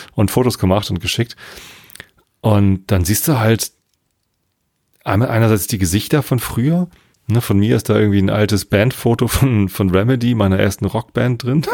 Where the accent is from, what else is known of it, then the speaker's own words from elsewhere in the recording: Tostedt, Lower Saxony, Germany; Ich bin ja hier in der Ecke. Ne? Ich bin in Tostedt zur Schule gegangen, okay. jetzt wohne ich immer noch in der Samtgemeinde Tostedt